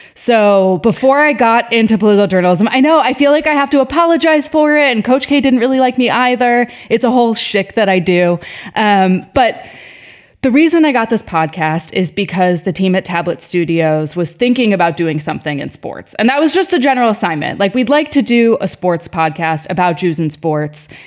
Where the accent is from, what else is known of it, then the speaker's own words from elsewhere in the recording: Chicago, Illinois, United States; moved away; I wasn't from New York, I was from Chicago